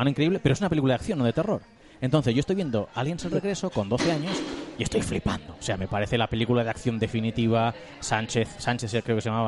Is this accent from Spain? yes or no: yes; Spain; Nosotros somos españoles